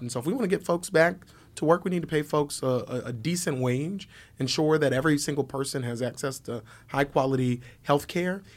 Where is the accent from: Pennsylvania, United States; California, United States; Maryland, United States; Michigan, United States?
Pennsylvania, United States; Philadelphia; I'm, I'm from, from North Philly. Born, born and raised on the playground